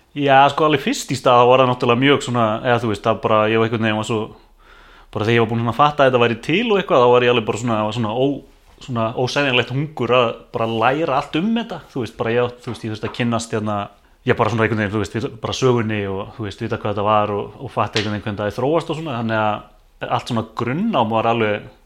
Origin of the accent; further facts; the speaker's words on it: Mosfellsbær, Capital Region, Iceland; Ég er hérna bara born and bred hérna, mósesbæðingur